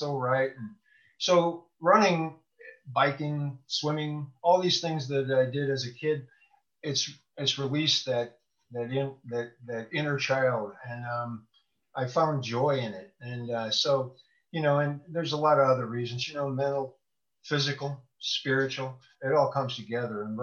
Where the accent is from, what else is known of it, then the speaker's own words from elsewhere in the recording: Bloomington, Illinois, United States; I'm from the home of State Farm. It's Bloomington, Normal, Illinois